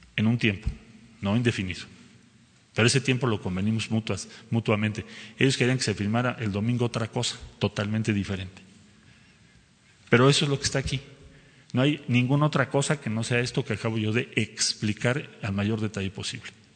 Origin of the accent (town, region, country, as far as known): Mexico